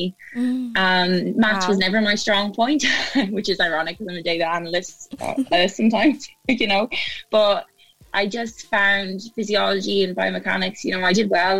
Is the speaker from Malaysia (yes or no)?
no; Ireland; moved away as an adult; also born or lived in Cardiff, Wales; now in United Kingdom; I'm originally from Ireland